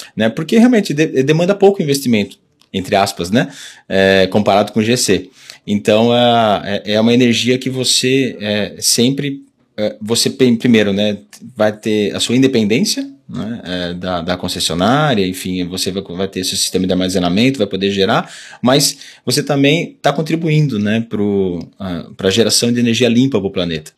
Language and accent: Portuguese; Jundiaí, São Paulo, Brazil; moved away as an adult; eu sou nascido aqui na região, né? Nasci em Jundiaí